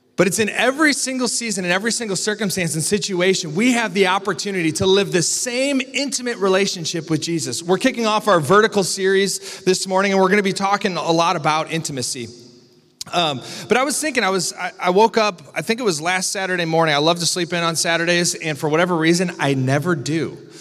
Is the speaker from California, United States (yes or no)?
no; Iowa, United States; now in Grand Rapids, United States; I'm from Iowa